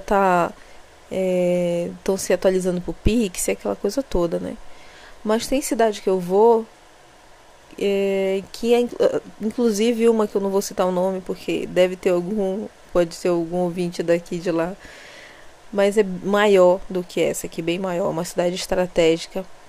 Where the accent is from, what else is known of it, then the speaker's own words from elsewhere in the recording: Belém, Pará, Brazil; eu não sou dessa cidade aqui onde eu moro, né? Eu, eu sou eu sou belenense mesmo, que é a capital